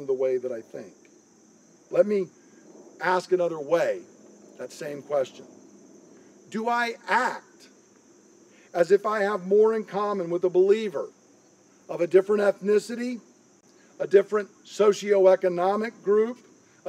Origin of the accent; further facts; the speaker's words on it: United States; I am an American